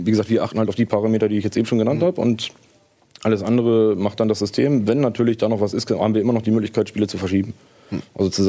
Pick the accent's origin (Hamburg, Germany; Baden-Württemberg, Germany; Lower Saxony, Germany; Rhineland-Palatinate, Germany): Lower Saxony, Germany; Bad Bevensen; Ich komme aus Bad Bevensen, ja, aber das ist schon hier um die Ecke.